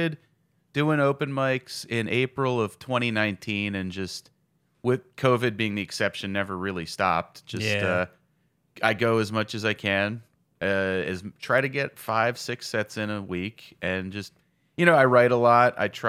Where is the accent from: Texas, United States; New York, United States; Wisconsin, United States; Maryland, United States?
Maryland, United States; Rockville; Because I grew up in Rockville, so that was... You know, just on the red line.